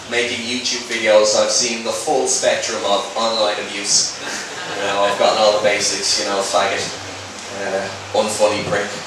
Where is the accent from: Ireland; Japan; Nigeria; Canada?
Ireland; Dublin, Leinster; moved away as an adult; now in London, United Kingdom; I moved over from Dublin to London like two years ago and honestly really love it. Like settled in really nicely, love the history, love the city. And it's as you can imagine coming from Ireland to England, there's been a huge cultural shocks.